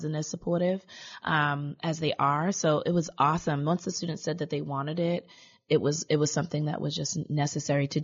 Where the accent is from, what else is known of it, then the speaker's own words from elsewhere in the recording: Boston, Massachusetts, United States; growing up in Roxbury and in Boston